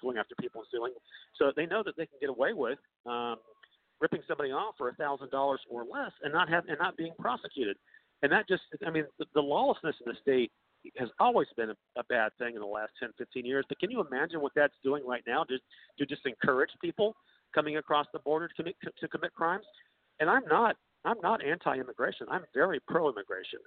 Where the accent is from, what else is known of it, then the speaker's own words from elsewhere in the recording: North Carolina, United States; now in California, United States; I'm from North Carolina